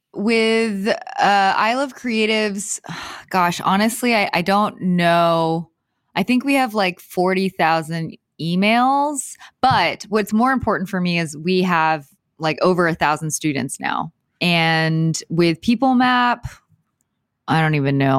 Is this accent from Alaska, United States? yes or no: no; Houston, Texas, United States; moved away as an adult; now in Los Angeles, United States; I am from Houston, Houston, Texas